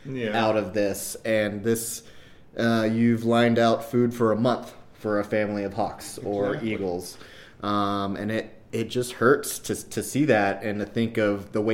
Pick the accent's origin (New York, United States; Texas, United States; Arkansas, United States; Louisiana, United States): Louisiana, United States; moved away as an adult; now in Idaho, United States; I grew up in Louisiana originally, so I'm far from home